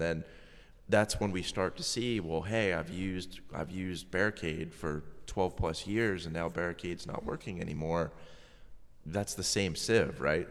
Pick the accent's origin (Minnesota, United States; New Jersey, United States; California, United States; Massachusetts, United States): Massachusetts, United States; moved away; I'm originally from Massachusetts.